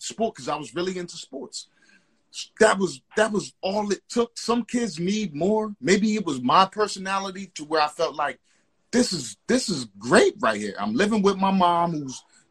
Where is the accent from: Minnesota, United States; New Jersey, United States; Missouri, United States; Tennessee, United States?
New Jersey, United States; I'm from Jersey